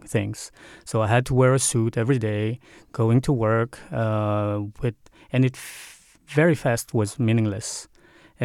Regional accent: Paris, Île-de-France, France; moved away as an adult; now in Denmark; I grew up in Paris

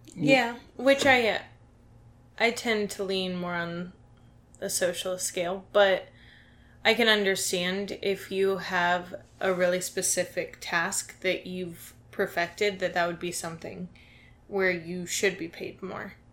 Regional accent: Dayton, Ohio, United States; I'm from Dayton, Ohio

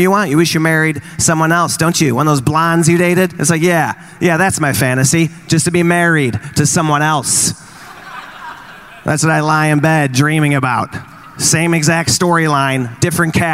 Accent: Chicago, Illinois, United States; I'm from Chicago

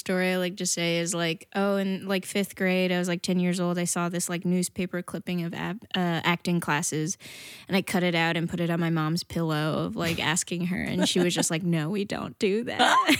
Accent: New Jersey, United States; also born or lived in Toronto, Canada; I did. Well, I was born in Toronto, Canada, and then I moved to Jersey when I was 8 years old, so I mostly grew up there.

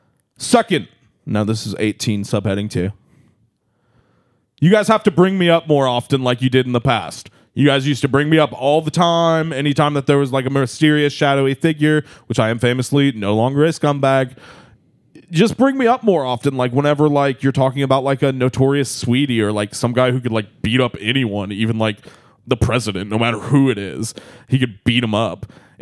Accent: Springfield, Missouri, United States; also born or lived in Joplin; I'm from Spring Food, Missouri, famously, although canonically I do believe I'm from Joplin.

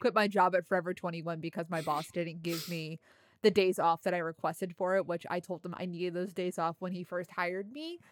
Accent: New York metropolitan area, United States; I'm from the New York metropolitan area

